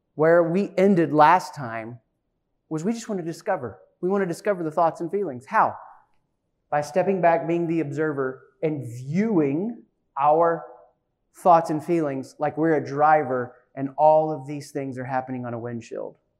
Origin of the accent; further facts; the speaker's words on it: East Tennessee, United States; accent: Southern; moved away; I was raised in East Tennessee